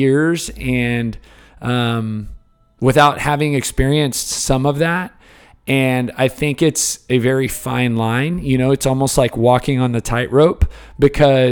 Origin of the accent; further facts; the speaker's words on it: Houston, Texas, United States; I grew up in Houston, kind of the Cypress area